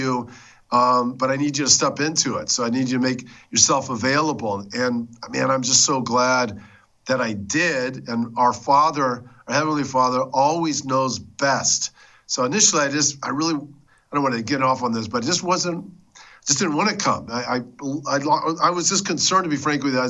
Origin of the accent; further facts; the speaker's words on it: Southern California, United States; I grew up in Southern California